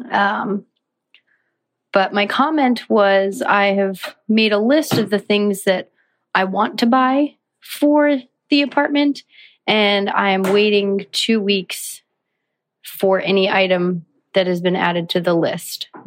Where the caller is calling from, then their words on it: Tempe, Arizona, United States; I am 27 from Tempe, Arizona, and I just had a comment.